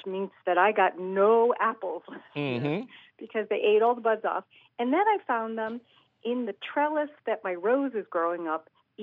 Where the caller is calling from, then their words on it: East Providence, Rhode Island, United States; I am calling from East Providence, Rhode Island.